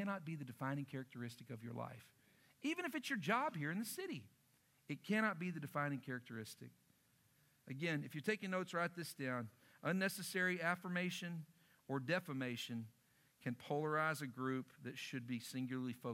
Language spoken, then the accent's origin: English; Lubbock, Texas, United States; moved away; also born or lived in Oklahoma; I grew up in Lubbock, Texas